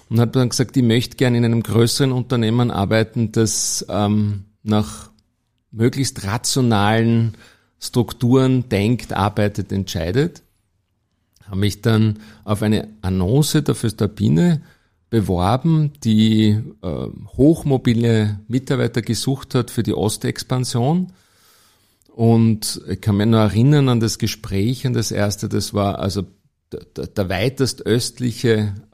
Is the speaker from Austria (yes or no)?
yes; Vienna, Austria; born there; Ja, ich bin in Wien geboren und habe dann in Wien Maschinenbau studiert und BWL parallel.